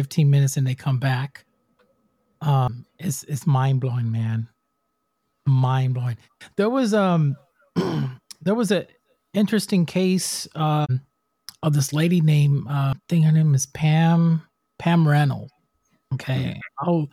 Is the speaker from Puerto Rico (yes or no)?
yes; Puerto Rico; I'm from Puerto Rico. I'm from the island. I'm Spanish.